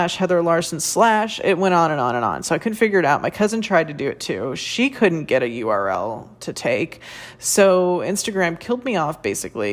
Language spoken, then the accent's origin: English; United States; I'm an American woman born and raised here